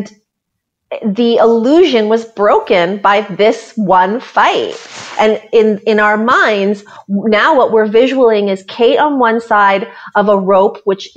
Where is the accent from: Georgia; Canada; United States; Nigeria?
Canada; as a Canadian